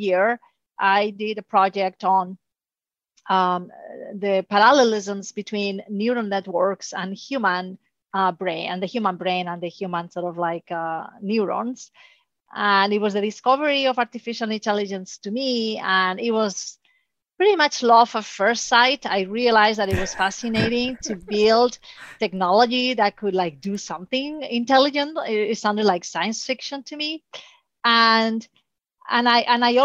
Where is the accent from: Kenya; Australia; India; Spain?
Spain; moved away; So I'm originally from Spain.